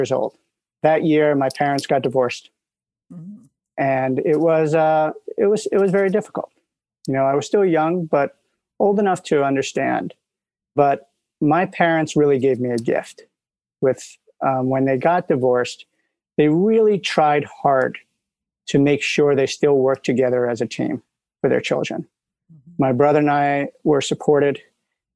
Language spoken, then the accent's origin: English; New York City, New York, United States; moved away as an adult; now in California, United States; I'm from New York. I grew up in Manhattan